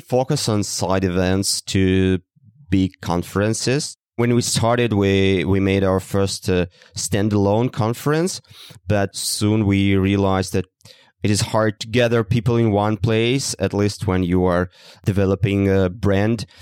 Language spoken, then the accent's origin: English; Russia; moved away; from Russia initially